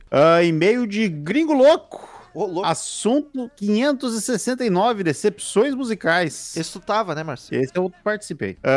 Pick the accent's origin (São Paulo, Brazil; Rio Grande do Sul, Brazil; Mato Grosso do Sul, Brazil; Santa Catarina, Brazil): Mato Grosso do Sul, Brazil; Campo Grande; em 96, tinha os meus 13 anos, morava em Campo Grande, Mato Grosso do Sul, minha cidade natal.